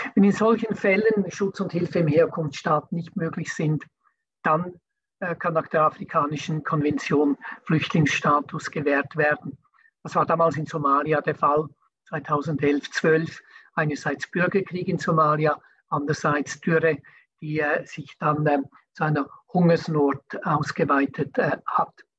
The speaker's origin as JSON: {"language": "German", "country": "Switzerland", "said": "bei uns in der Schweiz"}